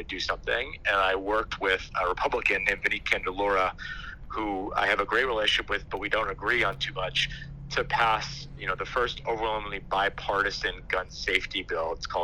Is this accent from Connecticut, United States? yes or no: yes; Guilford, Connecticut, United States; I grew up in Guilford